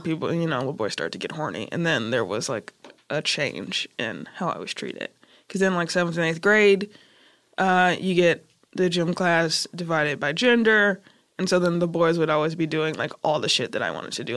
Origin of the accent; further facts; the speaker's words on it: Chicago, Illinois, United States; also born or lived in South Holland, Illinois; I'm from Chicago. We used to live on Kedzie and Madison on the west side, and then I went to school on the hundred